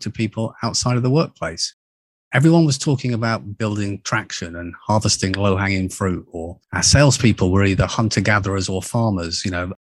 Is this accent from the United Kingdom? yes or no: yes; United Kingdom; moved away as an adult; also born or lived in United States; being a Brit, back in eighty-nine, I moved across to the U S A to open our, our U S business